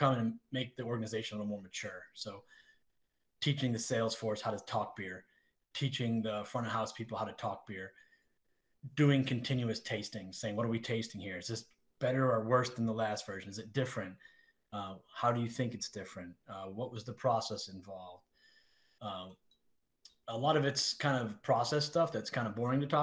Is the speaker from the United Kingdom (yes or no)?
yes; England, United Kingdom; I'm English.